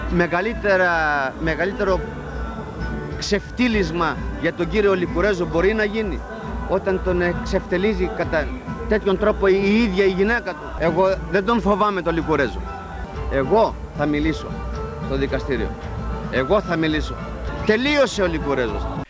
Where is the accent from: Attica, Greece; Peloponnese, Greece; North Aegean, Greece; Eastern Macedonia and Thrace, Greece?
Attica, Greece; Nikaia; also born or lived in Lemonadika, Piraeus; Εγώ είμαι από την κοκκινιά και έχω μεγαλώσει με στα λεμονάδικα.